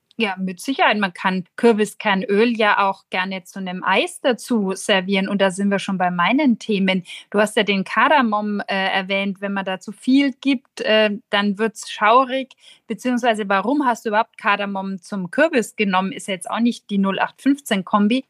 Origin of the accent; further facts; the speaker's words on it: Nuremberg, Bavaria, Germany; als Nürnberger Protestantin